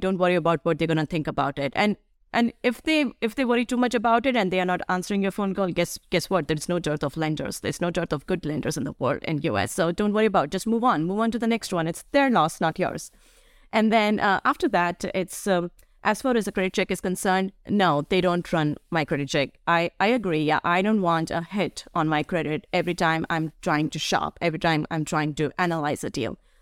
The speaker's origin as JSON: {"language": "English", "region": "Delhi", "country": "India", "tie": "born or raised there", "moved": "yes", "lives_now": "United States", "said": "where I grew up in Delhi."}